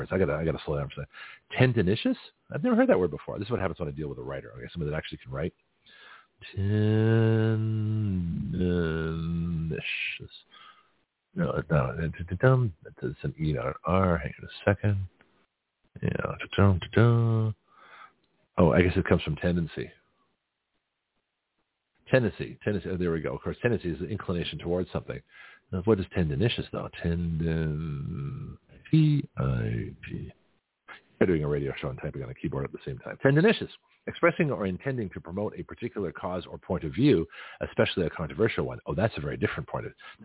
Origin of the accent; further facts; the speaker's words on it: Canada; now in United States; I'm Canadian by birth, but I'm an American citizen